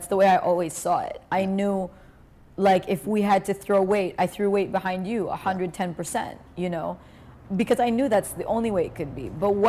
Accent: Canada; I am Canadian

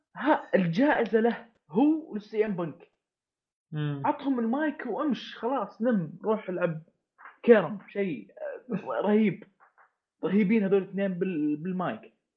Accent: Saudi Arabia; انا كشخص سعودي

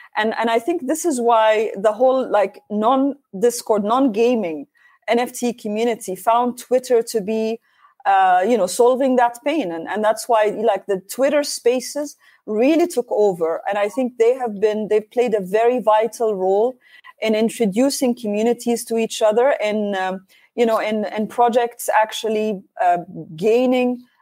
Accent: Oman; I'm uh, from Oman, Sultanate Oman

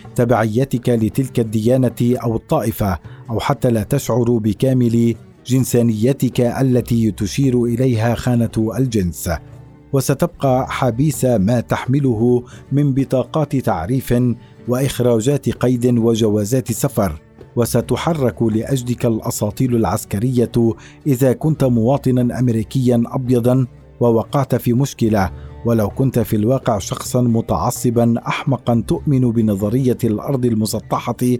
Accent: Syria; accent: Syrian; moved away; أنني لبناني ولدت في سوريا لتبرير لهجتي السورية

